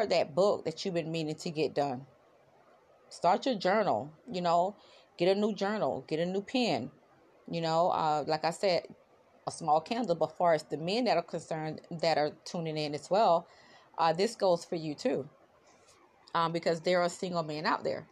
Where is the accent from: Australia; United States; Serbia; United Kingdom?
United States; South Florida; I am from South Florida. I am in the beautiful city of Fort Lauderdale, Florida